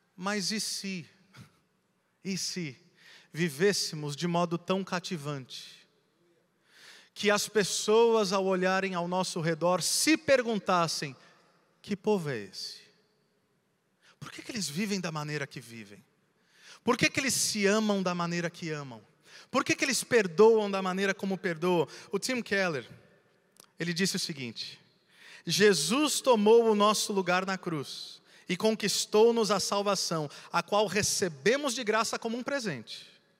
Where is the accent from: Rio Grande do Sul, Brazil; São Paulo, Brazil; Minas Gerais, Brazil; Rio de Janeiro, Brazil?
São Paulo, Brazil; Santos; moved away as an adult; now in Campo Mourão, Brazil; Eu sou de Santos, nascido e criado